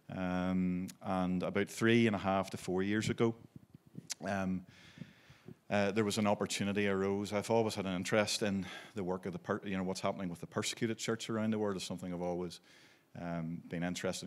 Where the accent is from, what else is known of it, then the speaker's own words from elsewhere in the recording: Belfast, Northern Ireland, United Kingdom; also born or lived in Maidstone, Kent, England; I was born in Belfast, and, um, we grew up through